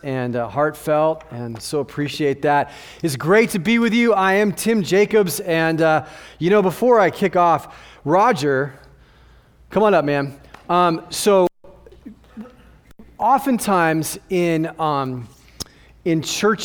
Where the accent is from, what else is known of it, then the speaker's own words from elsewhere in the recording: Southern California, United States; moved away as an adult; now in Phoenix, United States; I'm originally from Southern California